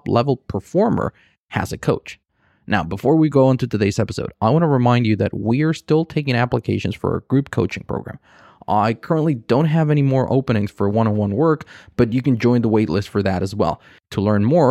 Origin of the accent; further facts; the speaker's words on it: Cancun, Quintana Roo, Mexico; now in Spain; my hometown of Cancun